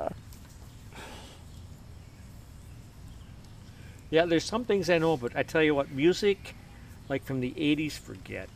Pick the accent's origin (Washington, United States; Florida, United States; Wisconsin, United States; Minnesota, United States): Wisconsin, United States; we are from Wisconsin